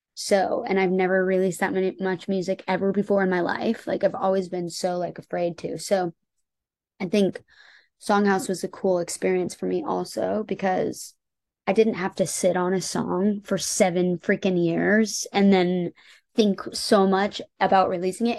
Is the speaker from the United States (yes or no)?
yes; Indianapolis, Indiana, United States; moved away as an adult; also born or lived in Los Angeles, United States; now in Nashville, United States; growing up in Indiana